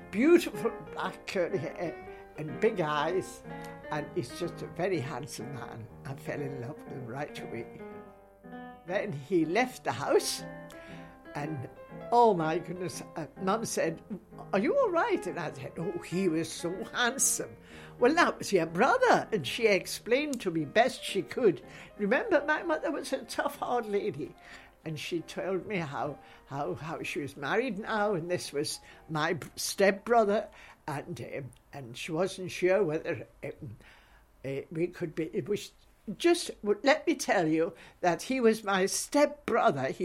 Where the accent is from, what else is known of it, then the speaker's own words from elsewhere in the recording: Newcastle, North East England, United Kingdom; now in Scotland; And I say Newcastle, but I'm a Scot now because I've lived here many, many years. I came here way back, so I can't even remember how many years I've been here.